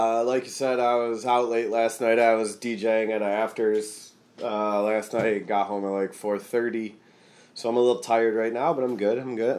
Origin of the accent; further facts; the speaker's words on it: Delton, Michigan, United States; also born or lived in Kalamazoo, Michigan / Lansing, Michigan / Ypsilanti, Michigan; I grew up in Delton. Do you know where Delton is? It's like 20 miles outside of Kalamazoo, north.